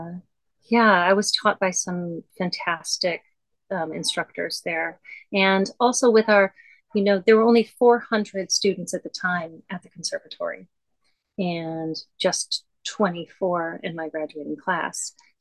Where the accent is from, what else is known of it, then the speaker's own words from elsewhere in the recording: Lambertville, Michigan, United States; moved away as an adult; also born or lived in Toledo, Ohio / Boston / New York; I was from a little town, called Lambertville, Michigan, itty bitty, one stoplight